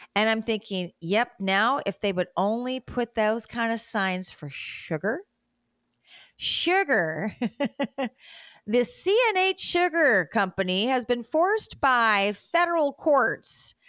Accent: Great Lakes states, Midwest, United States; moved away; also born or lived in South America; I grew up in the Great Lakes states in the Midwest.

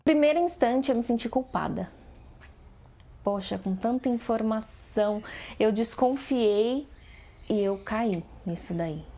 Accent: Brazil; sou do Brasil

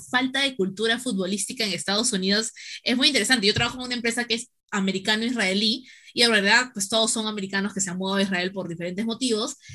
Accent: Peru; te escuchas a los peruanos y ganamos a la mejor hinchada del 2018

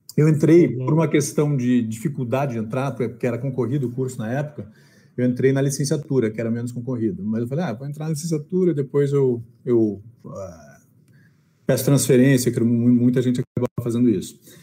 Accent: Porto Alegre, Rio Grande do Sul, Brazil; eu sou de Porto Alegre

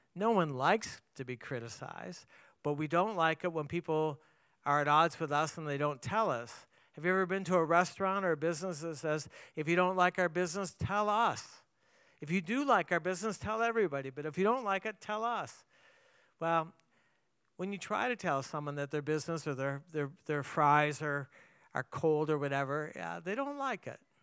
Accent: Canada; moved away; I grew up in Canada

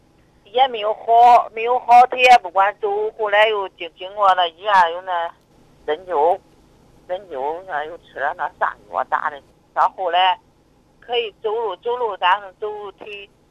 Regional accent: Zhumadian, Henan, China; 那个我是那个驻马店的。

